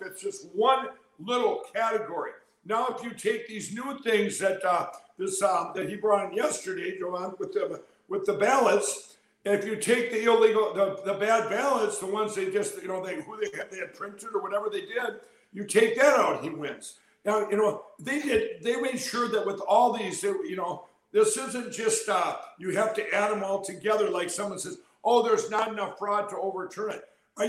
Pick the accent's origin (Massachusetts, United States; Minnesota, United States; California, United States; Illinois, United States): Minnesota, United States; including my home state of Minnesota.